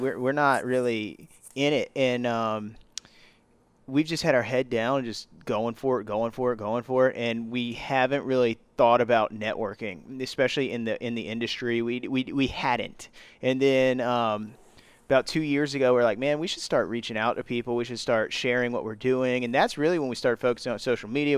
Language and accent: English; Virginia Beach, Virginia, United States; we're from Virginia Beach